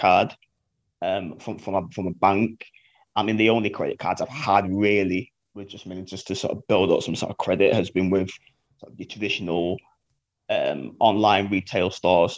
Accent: Manchester, North West England, United Kingdom; I'm from Manchester, 30, and I work as a media publicist.

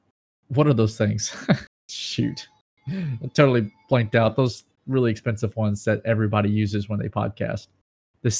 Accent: United States; I'm from America.

